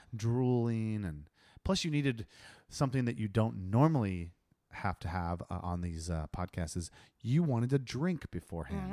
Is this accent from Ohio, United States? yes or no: yes; Ohio, United States; I'm from Ohio